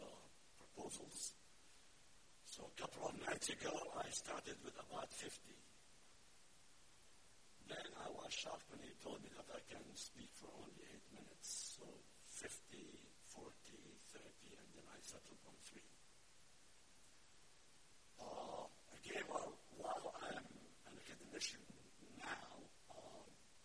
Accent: Aleppo, Aleppo Governorate, Syria; moved away as an adult; now in Washington, D.C., United States; I am from Aleppo, Syria. I was born and raised and educated there.

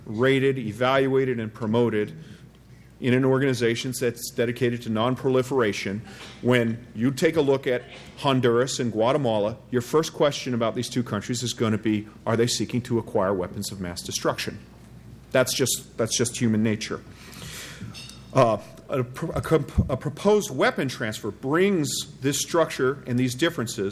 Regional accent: Quebec, Canada; now in United States; I am of French ancestry, but I'm actually Quebecois

